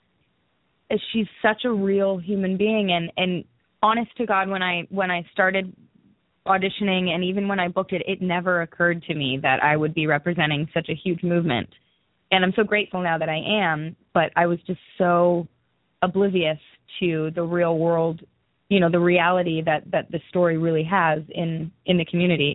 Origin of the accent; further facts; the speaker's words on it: Newmarket, Ontario, Canada; moved away as an adult; now in Los Angeles, United States; I'm from a small town, like an hour north of Toronto. It's called Newmarket